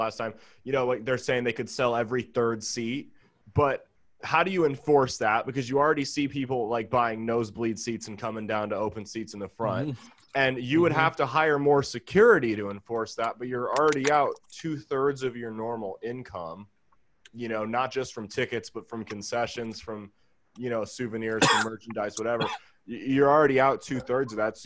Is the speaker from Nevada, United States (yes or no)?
no; Omaha, Nebraska, United States; I'm from Omaha.